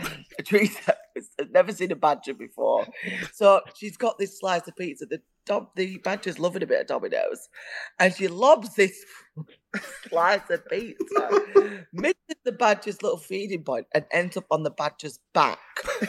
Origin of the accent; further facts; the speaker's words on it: Burnley, North West England, United Kingdom; Oh, can I just start off by saying I'm not an immigrant. I'm from Burnley.